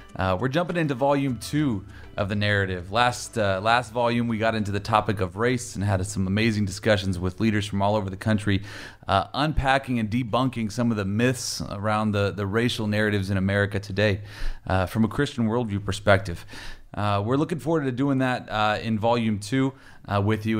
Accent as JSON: {"language": "English", "town": "Warren", "region": "Ohio", "country": "United States", "tie": "born or raised there", "said": "growing up in, in Warren, Ohio, we were a big football program there"}